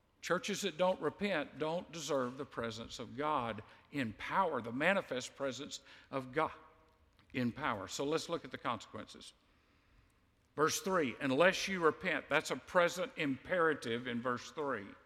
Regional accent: United States; You and I are in a privileged position as an American

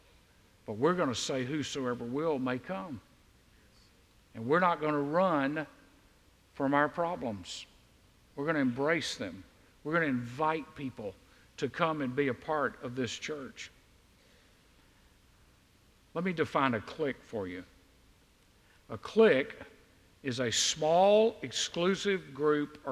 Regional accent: the South, United States; we in the South

